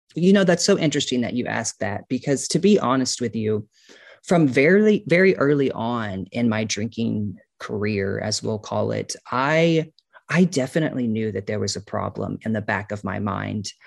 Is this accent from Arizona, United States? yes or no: no; Kansas City, Missouri, United States; I grew up on a farm outside of Kansas City